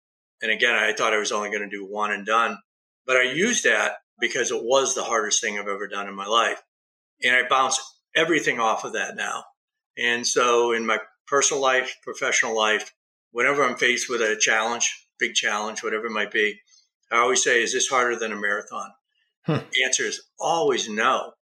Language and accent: English; East Coast, United States; also born or lived in Huntington Beach; now in Nevada, United States; I come from the East Coast, so that's more buttoned up. I spent 5 years in Southern California in Huntington Beach.